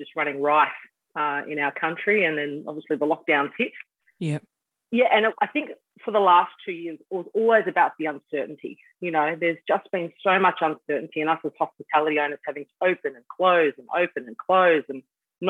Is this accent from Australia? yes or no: yes; Bentley, Western Australia, Australia; I grew up around Bentley, which is where the bar is